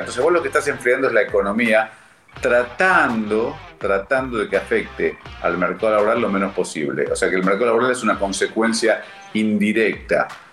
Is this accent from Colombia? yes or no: no; Argentina; como los argentinos que somos líderes mundiales en el tema